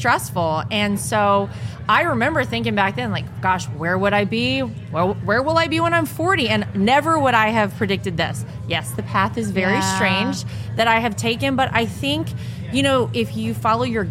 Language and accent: English; North Carolina, United States; moved away; my home state of North Carolina